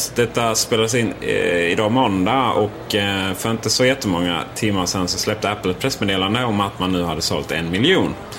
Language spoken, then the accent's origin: Swedish; Sweden; som vi svenskar är